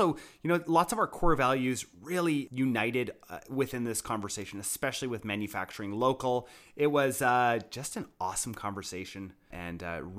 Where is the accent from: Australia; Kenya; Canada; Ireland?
Canada; That was about as best as a Canadian can do, okay?